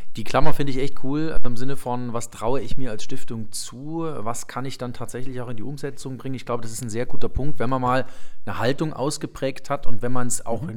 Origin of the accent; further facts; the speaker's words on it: Leipzig, Saxony, Germany; in Leipzig, in meiner Geburtsstadt